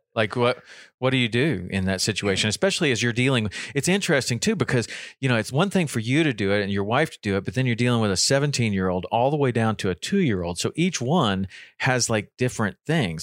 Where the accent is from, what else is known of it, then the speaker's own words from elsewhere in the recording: Tennessee, United States; I grew up in Tennessee